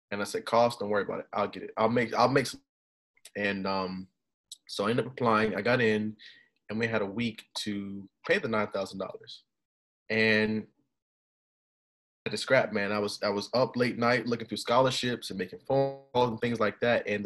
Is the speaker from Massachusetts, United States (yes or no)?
no; Atlanta, Georgia, United States; You know, I love South Florida. I'm originally from Atlanta. I love Atlanta, but I want to just be far away